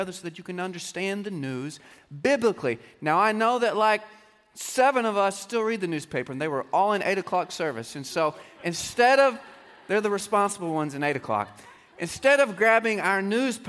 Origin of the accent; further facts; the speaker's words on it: Texas, United States; stubborn separatist swag that we Texans just naturally tend to have